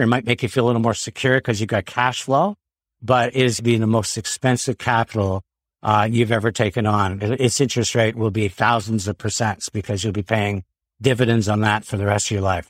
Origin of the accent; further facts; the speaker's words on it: Quebec, Canada; We grew up in Quebec